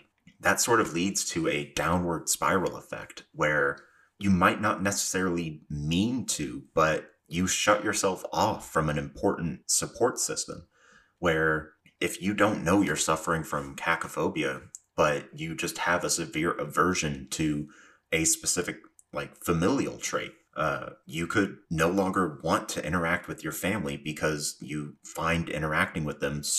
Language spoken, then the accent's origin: English; the South, United States; I am from the South, and while I do my best to not have an accent slip through, sometimes it inevitably does